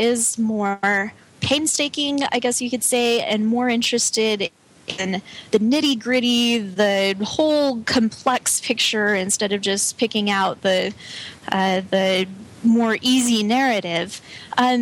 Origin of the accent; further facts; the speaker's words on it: Colorado, United States; I grew up in Colorado